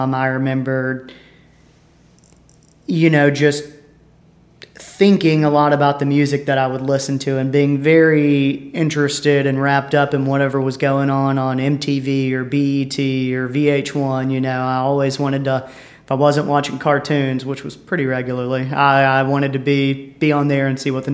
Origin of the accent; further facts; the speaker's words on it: Petal, Mississippi, United States; moved away as an adult; also born or lived in Colorado / Hattiesburg, Mississippi; I'm from Petal, Mississippi, just right outside of Hattiesburg, born and raised there.